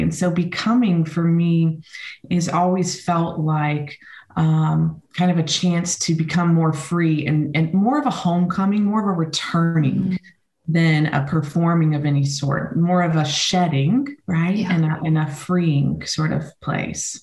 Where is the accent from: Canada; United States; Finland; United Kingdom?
United States; also born or lived in Spain; I spent most of my time growing up in the United States